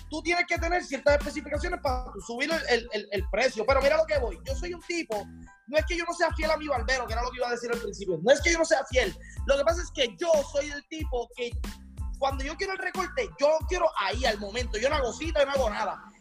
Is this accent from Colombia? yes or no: no; Arroyo, Puerto Rico; moved away; also born or lived in San Juan; Yo viví en San Juan, soy de Arroyo, soy jibarico de Arroyo. Pero yo viví en San Juan y me hice en San Juan cuando crecí, mi vida profesional.